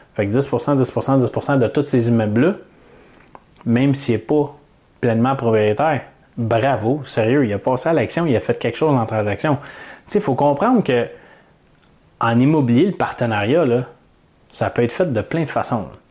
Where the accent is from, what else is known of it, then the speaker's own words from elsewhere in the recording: Canada; j'ai pris des formations pour investir en Floride en tant que Canadien